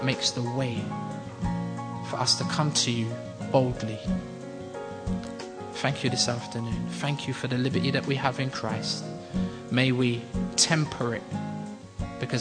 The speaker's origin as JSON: {"language": "English", "region": "London", "country": "United Kingdom", "said": "We come from London"}